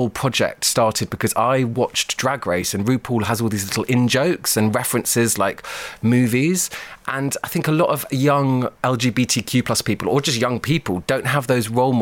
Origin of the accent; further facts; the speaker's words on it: London, United Kingdom; I grew up in South London in the 80s